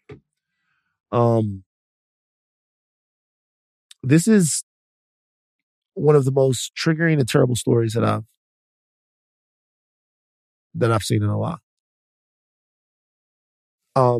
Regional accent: Louisiana, United States; I'm from Louisiana, home of the Creoles

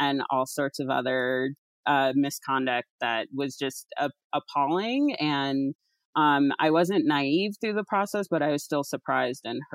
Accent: Alaska, United States; moved away; also born or lived in East Coast, United States / California; I grew up in Alaska, but lived for a long time on the East Coast

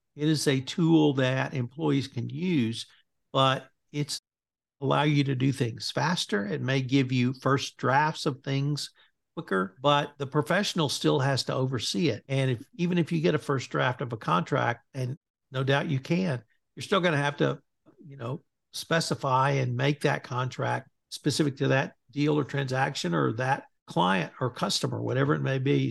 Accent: Bryan, Texas, United States; my hometown of Bryan, Texas

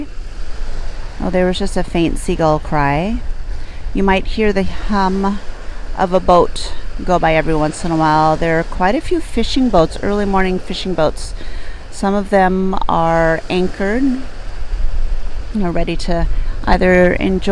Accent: Port Angeles, Washington, United States; now in San Francisco Bay Area, United States; my hometown where I grew up as a child

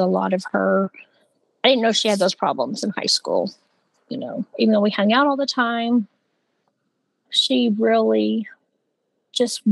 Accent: Grayson County, Texas, United States; We are from Grayson County, Texas, and it's kind of where Amanda's story takes place, is our little small town, Texas

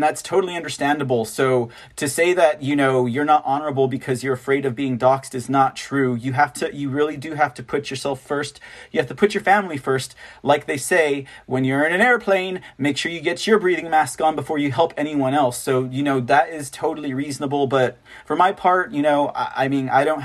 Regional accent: San Antonio, Texas, United States; I am from San Antonio, Texas

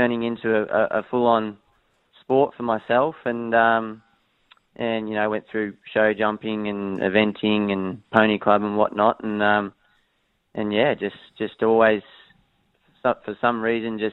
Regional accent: Sydney, New South Wales, Australia; also born or lived in Hong Kong; I grew up on the northern beaches of Sydney, just up there at Mona Vale

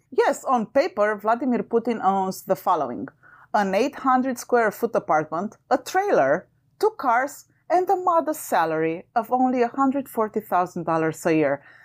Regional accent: Romania; moved away; I'm originally from Romania. And as a child, during communist Romania

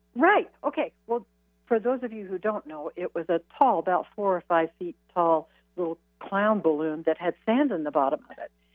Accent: Midwest, United States; I was raised in the Midwest

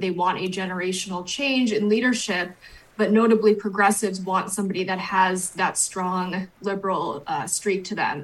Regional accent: New Hampshire, United States; moved away; that's my home state.

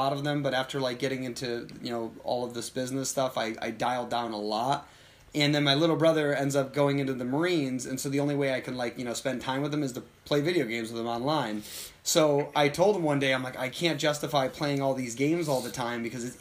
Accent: United States; I'm from America

